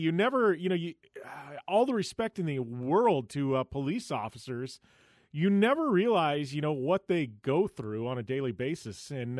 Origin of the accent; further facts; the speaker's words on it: West Coast, United States; I'm from the West Coast